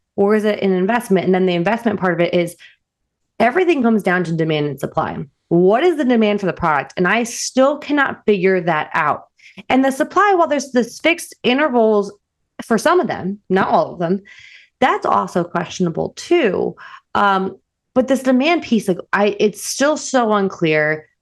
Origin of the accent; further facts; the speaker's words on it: New Jersey, United States; moved away as an adult; I'm also from New Jersey